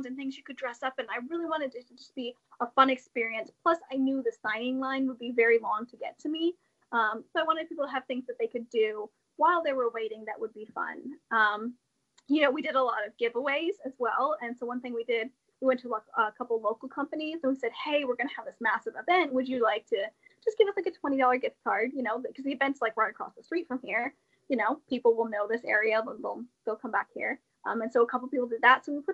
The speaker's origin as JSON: {"language": "English", "region": "Indiana", "country": "United States", "tie": "born or raised there", "said": "being born and raised in the Hoosier State"}